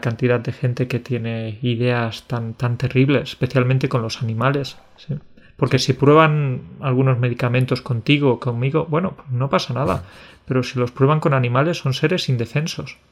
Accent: Alcalá la Real, Andalusia, Spain; en mi pueblo, en Alcalá, en Alcalá la Real, que es un pueblo de Andalucía

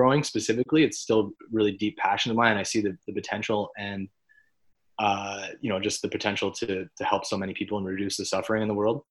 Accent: Orillia, Ontario, Canada; my hometown of Orillia

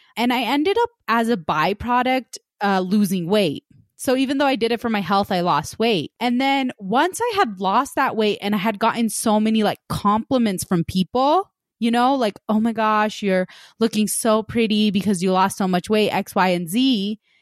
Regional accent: West Valley, United States; I grew up in West Valley and we had a lot of Hispanic families

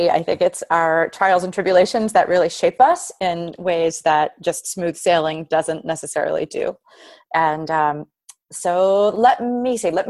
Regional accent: Queens, New York, United States; You know, I'm, I'm from Queens.

